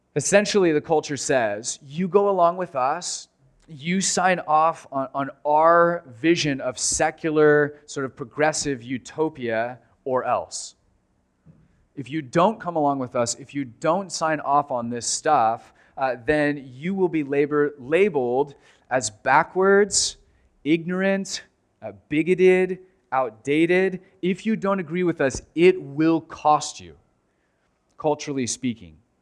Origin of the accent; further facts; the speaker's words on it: United States; as American Christians